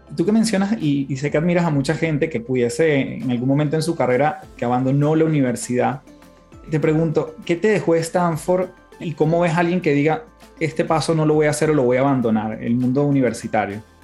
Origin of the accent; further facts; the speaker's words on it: Venezuela; now in Chile; siendo yo venezolano, viviendo en Chile